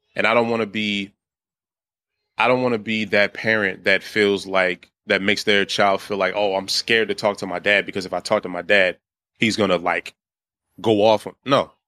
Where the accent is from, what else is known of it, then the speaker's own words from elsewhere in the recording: Washington, District of Columbia, United States; moved away as an adult; now in Baltimore, United States; I was born and raised in D C